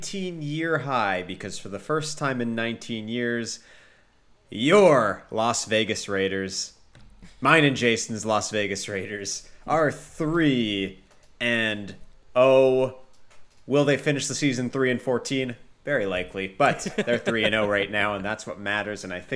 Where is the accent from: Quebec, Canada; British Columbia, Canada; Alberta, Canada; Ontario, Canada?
Quebec, Canada; Montreal